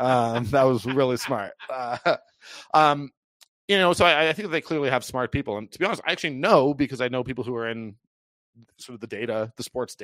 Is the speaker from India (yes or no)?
no; Toronto, Ontario, Canada; now in Calgary, Canada; born and raised in Toronto